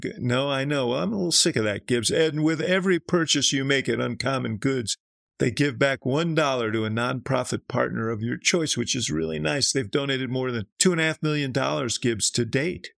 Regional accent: Chicago, Illinois, United States; I'm from Chicago

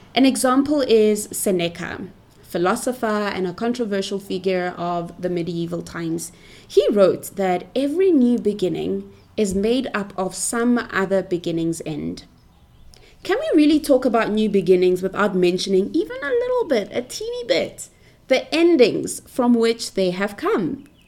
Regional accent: Pretoria, Gauteng, South Africa; I was born and bred in Pretoria, Cap City of South Africa

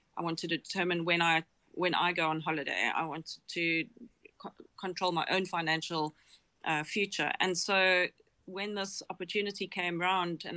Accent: South Africa; I'm South African

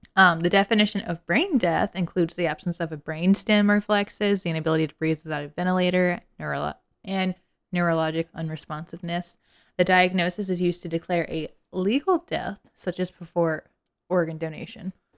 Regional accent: Lower Alabama, United States; I was from L A. And by L A, I mean Lower Alabama

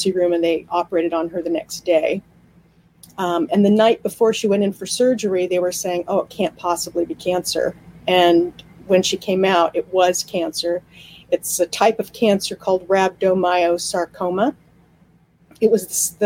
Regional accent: Los Angeles, California, United States; I was born in the City of Angels at the Queen of Angels Hospital.

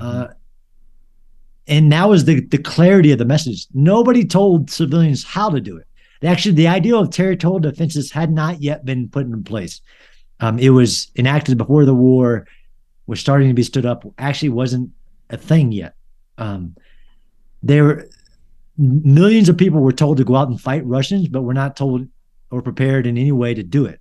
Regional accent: United States; I'm an American citizen

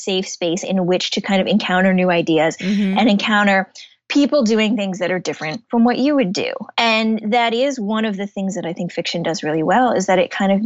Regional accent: Shaker Heights, Ohio, United States; moved away as an adult; I grew up in Shaker Heights

